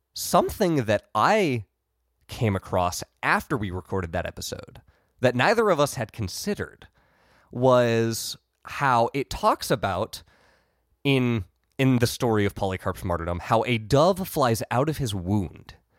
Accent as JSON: {"language": "English", "region": "Ohio", "country": "United States", "tie": "born or raised there", "said": "I grew up in Ohio"}